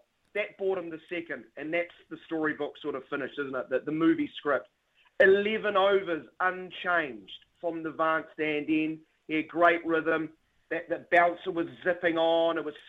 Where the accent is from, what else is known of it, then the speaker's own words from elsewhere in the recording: New Zealand; We might be little old New Zealand at the bottom of the world